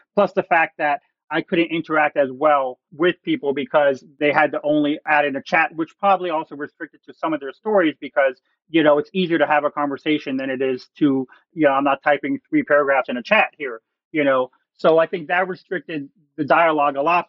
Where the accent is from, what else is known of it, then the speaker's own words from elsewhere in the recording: Florida, United States; now in Ohio, United States; I'm originally from Florida. I had never seen snow in my life till I moved here.